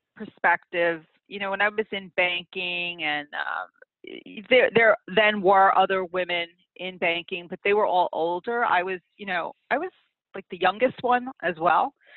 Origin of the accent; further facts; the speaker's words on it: New York City, New York, United States; also born or lived in Long Island; I grew up in Queens